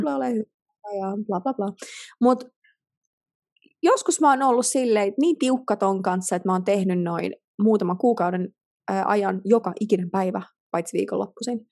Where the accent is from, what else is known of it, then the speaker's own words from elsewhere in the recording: Finland; moved away as an adult; me suomalaiset